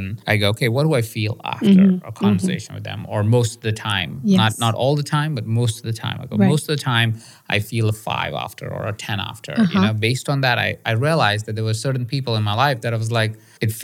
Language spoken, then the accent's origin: English; India; moved away; I was born in India